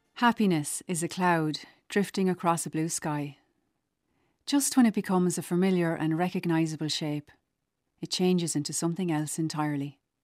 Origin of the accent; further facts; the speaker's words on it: Carlow, Leinster, Ireland; Time spent in Duckett's Grove was part and parcel of growing up in Carlow